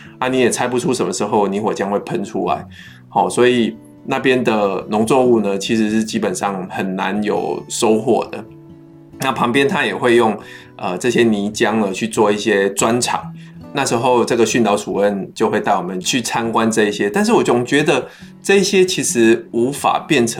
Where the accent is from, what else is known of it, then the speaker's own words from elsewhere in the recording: Pingtung County, Taiwan; 因为我跟阿明都是在屏东长大的，那我们对田里的这种童玩其实是非常有回忆的